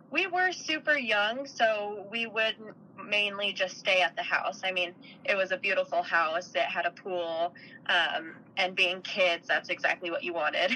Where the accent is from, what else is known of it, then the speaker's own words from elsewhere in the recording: Park City, Utah, United States; I'm originally from Utah. I grew up outside of Salt Lake in a little town called Park City